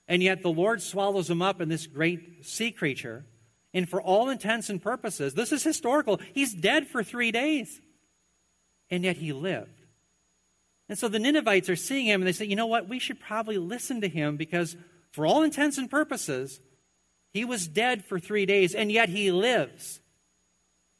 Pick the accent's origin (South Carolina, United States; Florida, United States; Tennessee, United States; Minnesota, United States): Minnesota, United States; as a Minnesotan